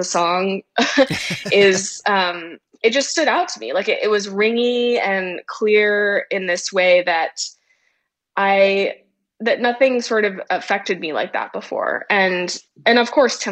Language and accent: English; Wimberley, Texas, United States; also born or lived in Austin, Texas; I grew up in Texas, and I was born in Austin and grew up in a tiny little town called Wimberley, which is just south of Austin